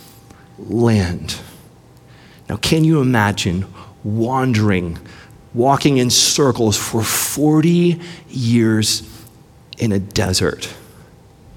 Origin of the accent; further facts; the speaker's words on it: Austin, Texas, United States; also born or lived in Houston, Texas; I'm born and bred in Austin